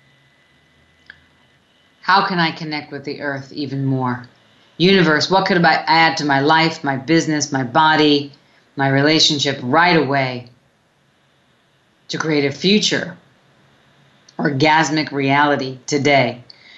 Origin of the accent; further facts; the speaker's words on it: New York City, New York, United States; when I grew up in Brooklyn, New York, when I was young, we used to run in the summers under like the fire hydrants